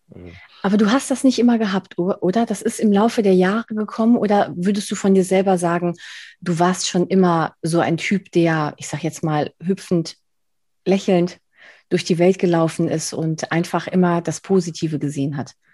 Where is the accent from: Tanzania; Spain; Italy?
Spain; Ich bin, ich bin Spanierin, also ich kann definitiv nicht Berlinerisch